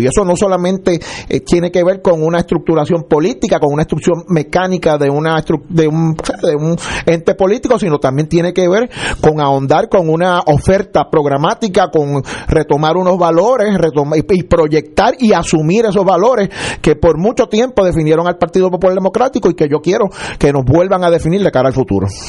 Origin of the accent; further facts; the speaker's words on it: Puerto Rico; siendo, siendo puertorriqueño